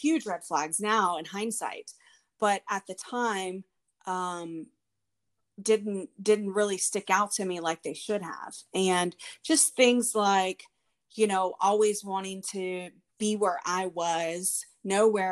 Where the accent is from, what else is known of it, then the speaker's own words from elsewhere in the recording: Houston, Texas, United States; I was raised here in Houston with my two sisters